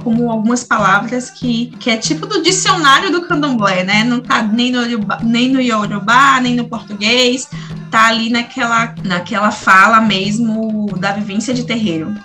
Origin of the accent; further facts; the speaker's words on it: Salvador, Bahia, Brazil; Sou, sou daqui, nasci daqui e continuo, permaneci e vivi minha vida inteira aqui em Salvador também